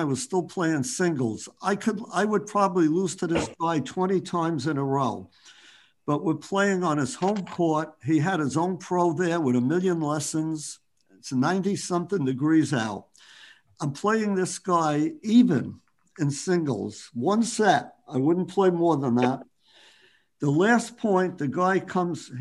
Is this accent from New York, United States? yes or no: yes; New York City, New York, United States; I grew up in Bayside, playing softball, punch ball, stick ball